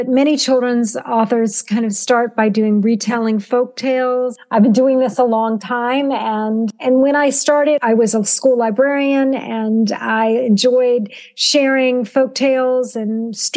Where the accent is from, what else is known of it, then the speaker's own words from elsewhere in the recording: Southern Virginia, United States; a Jewish child of an immigrant father growing up in Southern Virginia during the 1960s